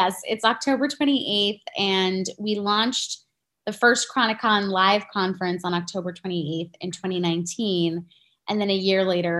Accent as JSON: {"language": "English", "region": "New York", "country": "United States", "said": "I'm also a New Yorker"}